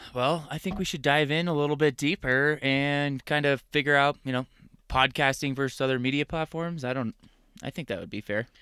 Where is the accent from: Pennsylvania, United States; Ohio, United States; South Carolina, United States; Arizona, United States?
Arizona, United States; moved away as an adult; also born or lived in Wisconsin; I was born and raised in Arizona, uh, desert rat through and through